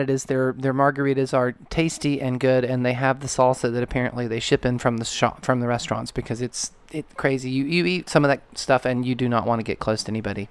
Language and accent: English; Georgia, United States; moved away as an adult; now in Los Angeles, United States; I grew up in the South